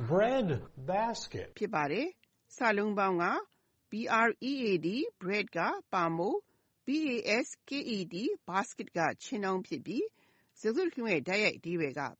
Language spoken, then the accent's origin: Burmese; Myanmar